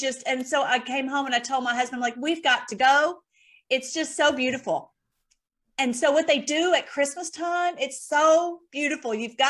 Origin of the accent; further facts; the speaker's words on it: Nashville, Tennessee, United States; actually my accent is not nearly as strong as it used to be. I'm from Nashville originally.